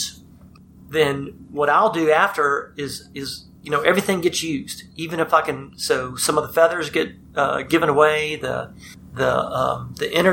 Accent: the South, United States; growing up in the South

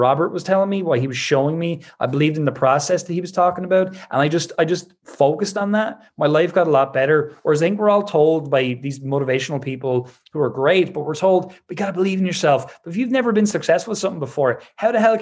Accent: Ireland; I'm Irish

